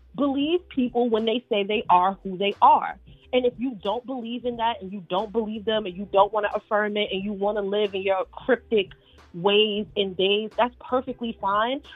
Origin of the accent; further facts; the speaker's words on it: New York City, New York, United States; being a woman growing up in New York City with older grandparents